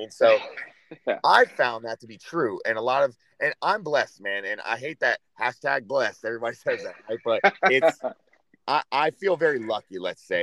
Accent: Florida, United States; also born or lived in Michigan; at 2 years old, I moved down to Florida. And I lived in South Florida, like by Clearwater Beach, you know, until I went through high school

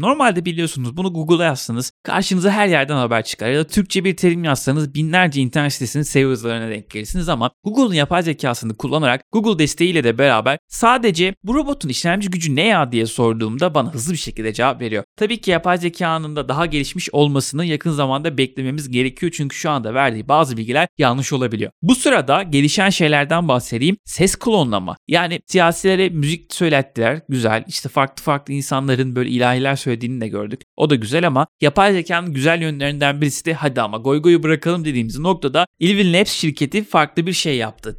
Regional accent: Trabzon, Turkey; Ben mesela Trabzonluyum

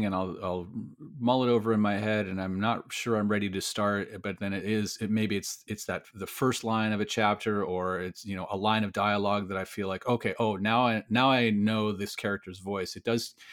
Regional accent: Iowa, United States; moved away; I was born in Iowa, spent many years there

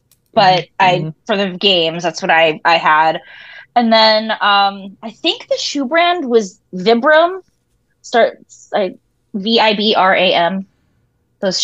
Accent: New Jersey, United States; moved away; also born or lived in New Hampshire; I'm originally from New Jersey.

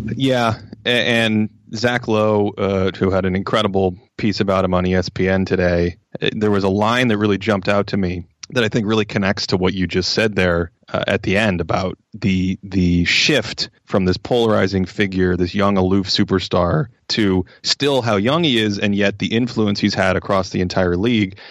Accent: Boston, Massachusetts, United States; moved away as an adult; now in Los Angeles, United States; I grew up in Boston, which is a, just a crazed sports culture

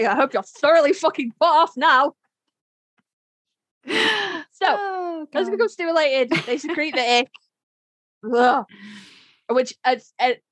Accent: United Kingdom; I'm British

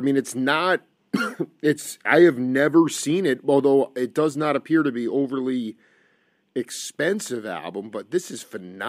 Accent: Stony Brook, New York, United States; the closest venue was actually my hometown of Stony Brook, New York.

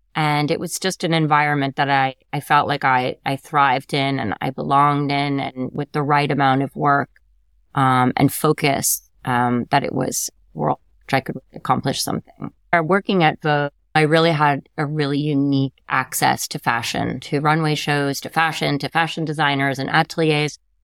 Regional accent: Connecticut, United States; I grew up in Connecticut

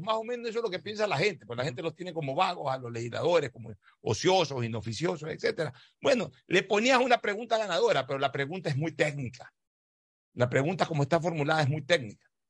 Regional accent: Ecuador; somos 100 millones de ecuatorianos

